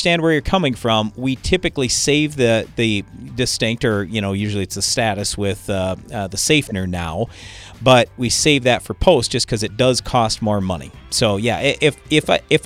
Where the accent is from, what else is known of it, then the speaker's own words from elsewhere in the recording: South Dakota, United States; we're from South Dakota